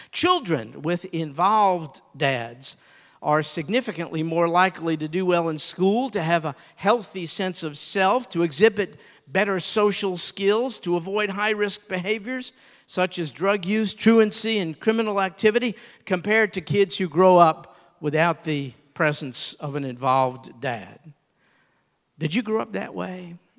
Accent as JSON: {"language": "English", "region": "New York", "country": "United States", "tie": "born or raised there", "said": "I grew up in New York"}